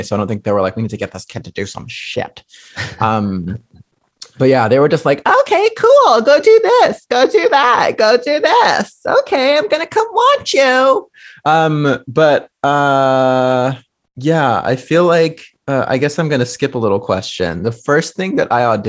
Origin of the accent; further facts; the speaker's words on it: Fairfield, California, United States; where I grew up from in Fairfield, which is like 45 minutes from San Francisco